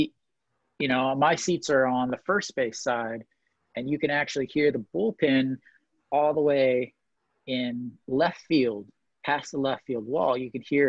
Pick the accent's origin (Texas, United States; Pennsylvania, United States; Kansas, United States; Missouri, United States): Missouri, United States; now in Daejeon, South Korea; I'm from Missouri